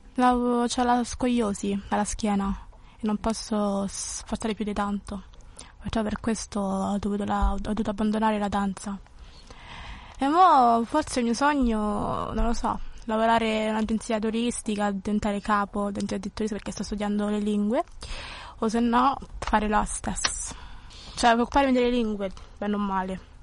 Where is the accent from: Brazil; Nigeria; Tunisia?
Nigeria; Lagos; also born or lived in Abuja; now in Italy; vivevo in Nigeria, a Lagos, stavo in città